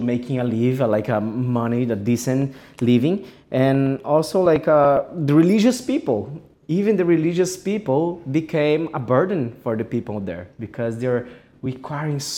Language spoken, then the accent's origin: English; Japan; also born or lived in Brazil; I'm from Japan. I'm Brazilian Japanese.